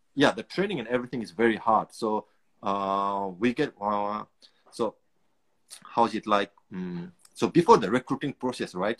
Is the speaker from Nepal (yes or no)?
yes; Nepal; moved away as an adult; also born or lived in Singapore / Afghanistan; now in United Kingdom; Originally, I'm from Nepal.